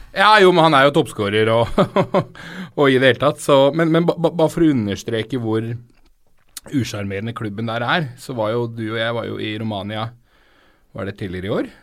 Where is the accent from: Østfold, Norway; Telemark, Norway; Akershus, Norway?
Akershus, Norway; Romerike; jeg vokste opp på Romerike